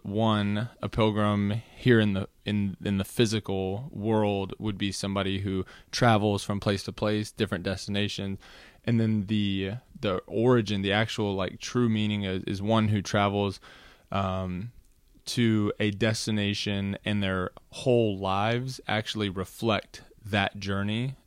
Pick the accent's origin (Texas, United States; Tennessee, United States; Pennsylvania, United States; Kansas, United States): Texas, United States; Austin; also born or lived in Los Angeles, California / Washington D.C. / Virginia; I would claim Austin, Texas, as my hometown, having grown up there since I was about ten